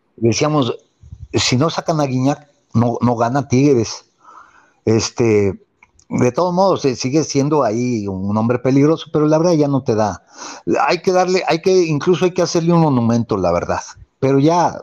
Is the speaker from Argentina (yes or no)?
no; Mexico; somos mexicanos